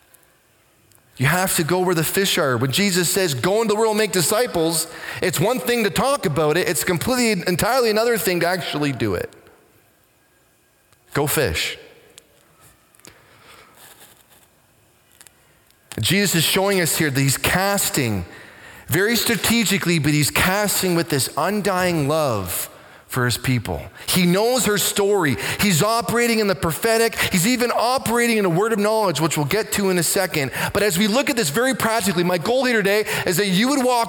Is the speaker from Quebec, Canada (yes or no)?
no; Waterford, Ontario, Canada; Growing up in Waterford, not because we're trying to hide from anybody, majority of the time we would do our shopping and business in Simcoe.